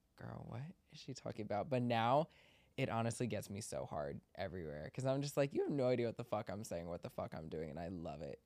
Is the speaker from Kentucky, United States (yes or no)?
no; Maryland, United States; we grew up in Maryland together